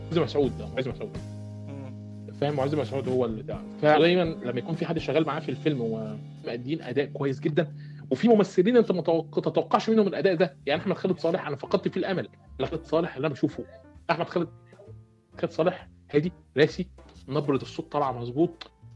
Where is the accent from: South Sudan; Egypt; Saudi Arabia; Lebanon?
Egypt; Port Said, Port Said Governorate; انا واحد من بورسعيد